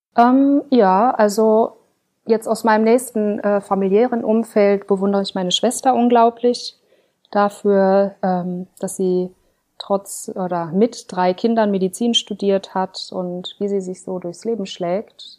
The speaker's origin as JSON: {"language": "German", "area": "Ruhr area", "region": "North Rhine-Westphalia", "country": "Germany", "tie": "born or raised there", "said": "Aufgewachsen bin ich im Ruhrgebiet"}